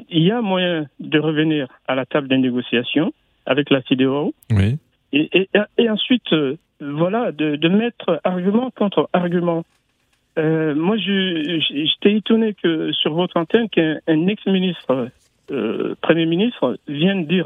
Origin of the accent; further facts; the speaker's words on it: Mali; J'ai quitté le Mali il y a à peu près deux mois et demi. Et moi, je suis franco-malien, j'y vais souvent.